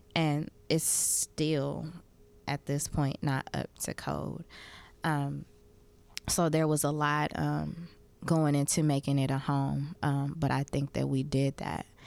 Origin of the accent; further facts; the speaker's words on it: Oakland, California, United States; growing up in Oakland